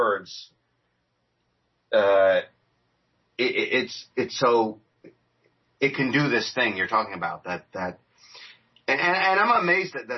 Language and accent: English; New York, United States; I'm from New York